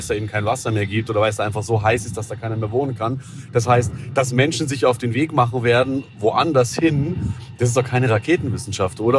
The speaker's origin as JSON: {"language": "German", "region": "Southern Germany", "country": "Germany", "said": "ich bin ja aus dem Süden"}